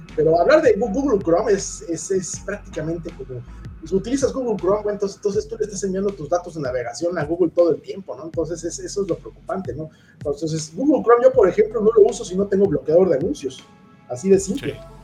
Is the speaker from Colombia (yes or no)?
no; Mexico; nosotros como mexicanos o como latinoamericanos